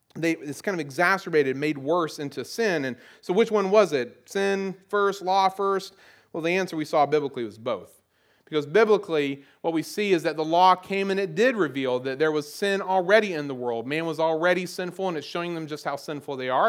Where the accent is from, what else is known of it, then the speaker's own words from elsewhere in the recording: the South, Southern United States, United States; accent: southern; my old southern accent